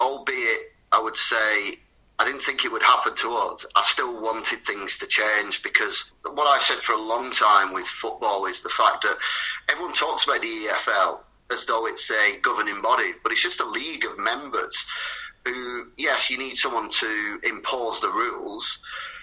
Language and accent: English; Wigan, North West England, United Kingdom; also born or lived in Bolton; I was still from Wigan.